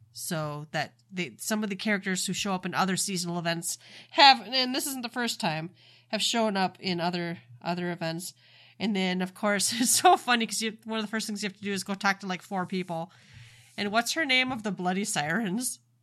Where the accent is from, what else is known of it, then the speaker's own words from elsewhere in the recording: Minnesota, United States; I am from Minnesota